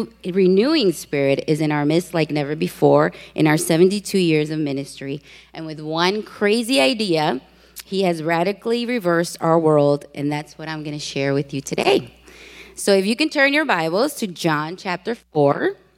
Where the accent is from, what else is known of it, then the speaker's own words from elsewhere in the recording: Puerto Rico; now in Chicago, United States; for those of you who know Spanish. I am originally from Puerto Rico, that beautiful island. I have been living in Chicago for most of my life.